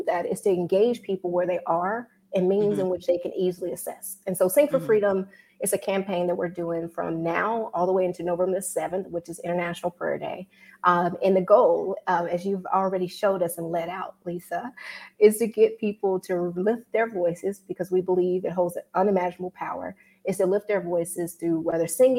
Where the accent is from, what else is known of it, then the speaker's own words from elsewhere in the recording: Mississippi, United States; now in Washington, D.C., United States; I'm originally from Mississippi, best state in the nation. Right now, I'm out of DC